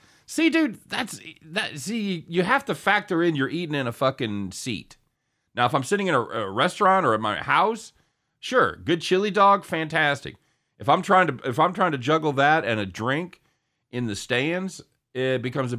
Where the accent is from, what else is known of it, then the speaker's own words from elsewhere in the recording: Chicago, Illinois, United States; Yes, I'm from Chicago.